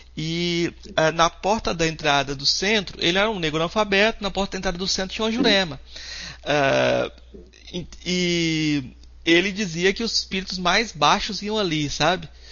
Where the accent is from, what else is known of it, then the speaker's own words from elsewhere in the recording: Goiás, Brazil; eu sou goiano e eu tô falando hoje de, de, Goiás, né? Por conta da pandemia, estou no minha, meu estado.